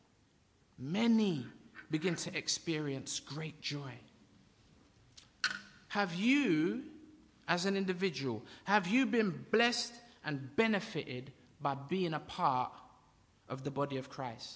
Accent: England, United Kingdom; also born or lived in Jamaica; I'm from a place abroad, a foreign place called England

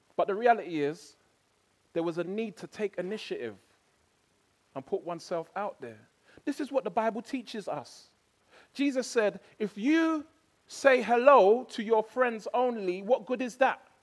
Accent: England, United Kingdom; I went there as an Englishman

